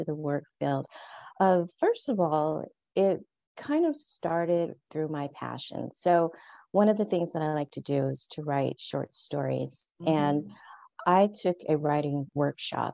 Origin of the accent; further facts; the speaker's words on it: California, United States; moved away as an adult; now in Paris, France; I'm originally from California